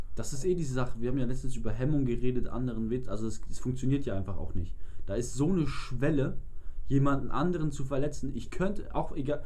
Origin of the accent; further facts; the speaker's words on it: Hamburg, Germany; Und wir sind auch immer zum Marionasplatz bei uns in Eppendorf gefahren und waren da so zu 12, 15 waren wir damals immer im Sommer skaten